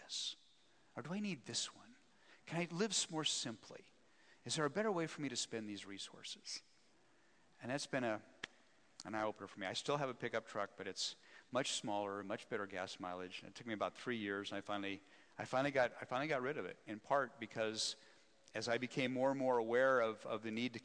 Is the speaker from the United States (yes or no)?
yes; Wyoming, United States; also born or lived in Scotland / Philadelphia; now in Spokane, United States; I was born and raised in Wyoming